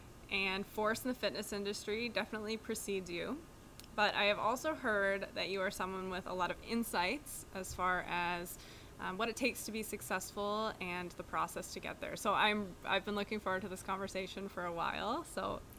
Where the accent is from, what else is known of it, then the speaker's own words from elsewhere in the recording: Cincinnati, Ohio, United States; Originally, Cincinnati is where I grew up.